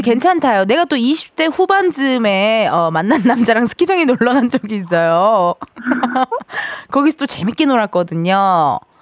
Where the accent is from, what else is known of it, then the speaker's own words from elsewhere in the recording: Incheon, South Korea; 저도 인천 출신인데